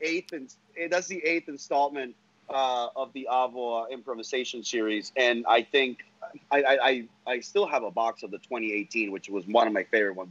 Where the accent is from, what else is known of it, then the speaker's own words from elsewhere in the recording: Honduras; now in United States; I am from Honduras. My my family lives over there